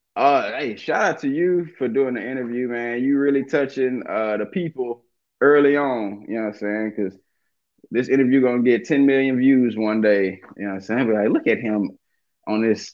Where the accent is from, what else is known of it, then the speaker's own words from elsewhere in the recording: Dallas, Texas, United States; also born or lived in Watts, Los Angeles; now in Los Angeles, United States; I'm from Dallas